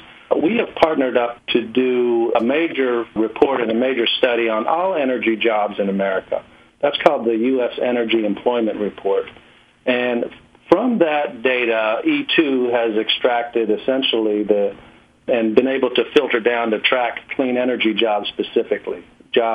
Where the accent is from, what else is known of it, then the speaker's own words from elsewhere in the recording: North Carolina, United States; now in California, United States; my home state, North Carolina.